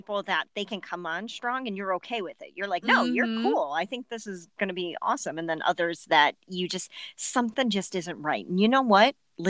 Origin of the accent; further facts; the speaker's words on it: Cleveland, Ohio, United States; accent: Cleveland; my Cleveland accent.